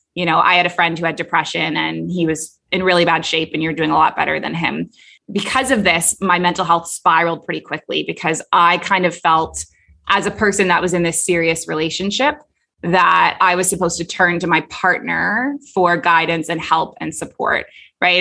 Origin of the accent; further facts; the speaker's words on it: Toronto, Ontario, Canada; moved away as an adult; also born or lived in Kuwait / Abu Dhabi; now in Bali, Indonesia; I was raised in Toronto